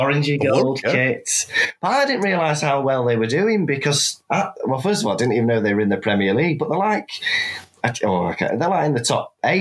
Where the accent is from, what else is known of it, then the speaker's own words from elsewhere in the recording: Wales, United Kingdom; now in Manchester, United Kingdom; I am a Welshman, yes. I'm in Wales at the minute.